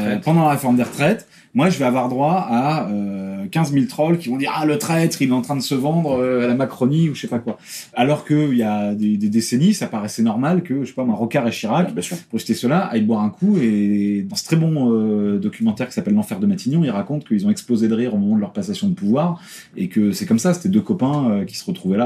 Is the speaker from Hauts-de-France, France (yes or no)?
yes; Picardy, Hauts-de-France, France; je viens de Picardie. Hein. L'essentiel de ma famille habite dans ta circonscription